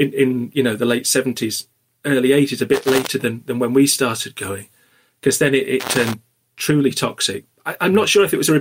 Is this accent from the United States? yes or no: no; Wakefield, Yorkshire and the Humber, United Kingdom; I'm from Wakefield, so, you know, not too far away